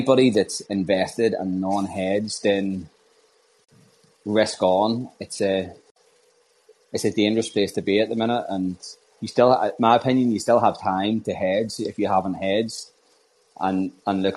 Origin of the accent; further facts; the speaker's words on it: Northern Ireland, United Kingdom; I'm from Northern Ireland